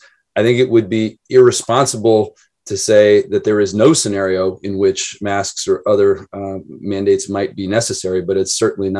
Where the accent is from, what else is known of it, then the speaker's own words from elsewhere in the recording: Idaho, United States; now in Oregon, United States; I was raised in Idaho